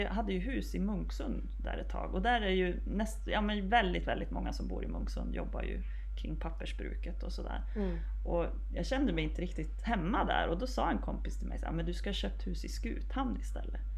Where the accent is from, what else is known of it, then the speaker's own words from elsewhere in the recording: Piteå area, Norrbotten County, Sweden; jag är från Gävle då så det finns väl nästan inga präktigare Piteåbor